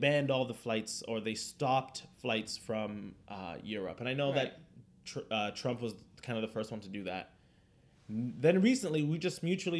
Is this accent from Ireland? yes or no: no; Toronto, Ontario, Canada; we're from Toronto, Canada.